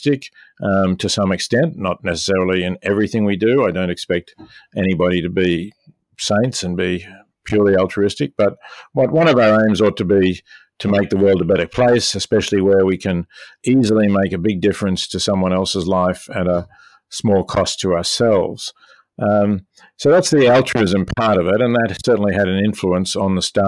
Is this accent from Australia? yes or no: yes; Melbourne, Victoria, Australia; moved away as an adult; also born or lived in Oxford, United Kingdom / New York, United States; now in Princeton, United States; I was born in Melbourne in 1946 and educated at the University of Melbourne